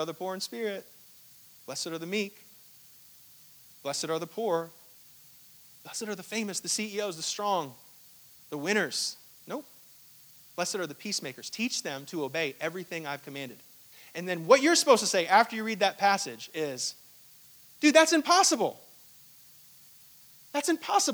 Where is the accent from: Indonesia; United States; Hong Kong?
Hong Kong; I was born in Hong Kong, and I don't remember a thing of it